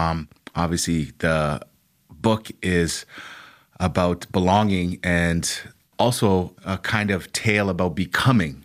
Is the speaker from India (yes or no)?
no; Canada; young black males like me, young black boys growing up in Canada